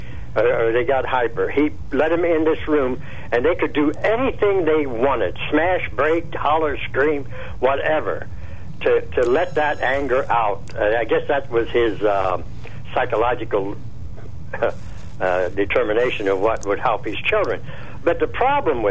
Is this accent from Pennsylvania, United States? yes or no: yes; Laurelton, Pennsylvania, United States; I was born and raised in Laurelton